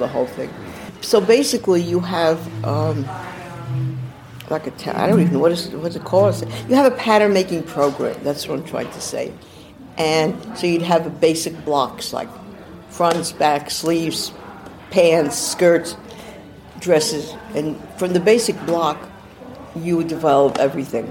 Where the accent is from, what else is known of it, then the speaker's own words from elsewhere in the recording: New York City, New York, United States; also born or lived in Manhattan / New Jersey / Los Angeles; now in City Island, United States; I grew up in Brooklyn, then Manhattan, then went to New Jersey, then went to California, Los Angeles area, and stayed in California for 30 years